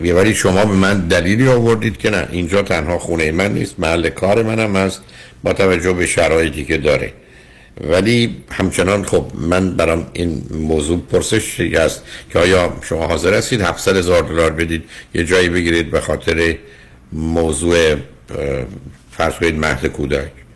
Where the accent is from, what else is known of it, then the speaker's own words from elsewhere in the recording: Iran; moved away; ما با یه ذهنیتی از ایران میایم